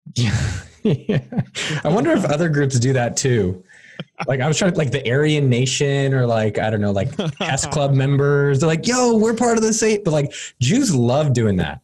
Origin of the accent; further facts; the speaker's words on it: Bay Area, California, United States; I'm from the Bay Area, born and bred